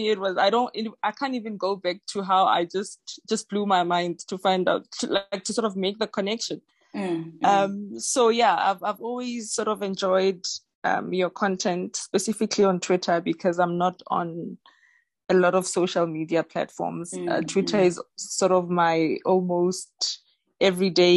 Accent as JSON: {"language": "English", "town": "Ga-Rankuwa", "region": "North West", "country": "South Africa", "tie": "born or raised there", "said": "Born and bred in Garankuwa"}